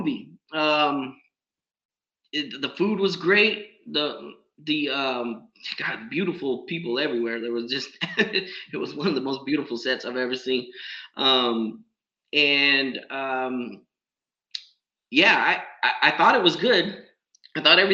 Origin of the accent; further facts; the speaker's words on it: San Diego, California, United States; I'm from San Diego